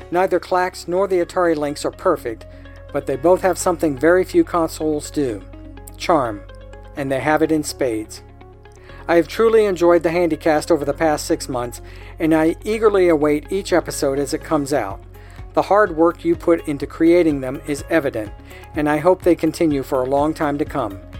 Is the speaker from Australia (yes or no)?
yes; Australia; Growing up in Australia, Sega had a strong market presence